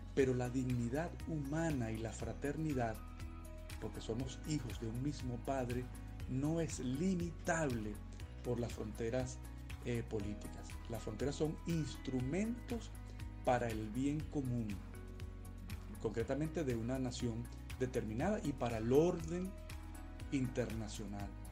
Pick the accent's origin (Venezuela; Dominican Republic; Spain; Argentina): Venezuela; moved away; soy venezolano